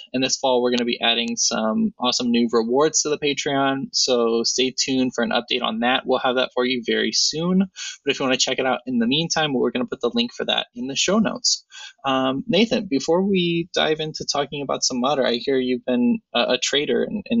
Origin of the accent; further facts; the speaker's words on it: Ohio, United States; My hometown.